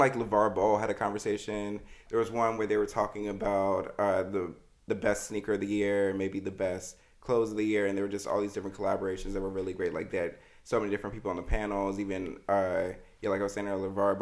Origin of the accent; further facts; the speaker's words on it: Virginia, United States; I'm from Virginia